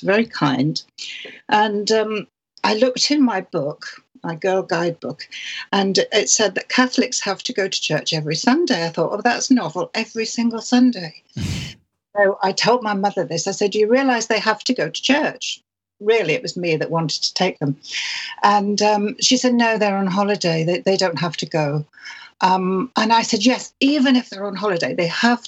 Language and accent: English; York, Yorkshire and the Humber, United Kingdom; I was born in the city of York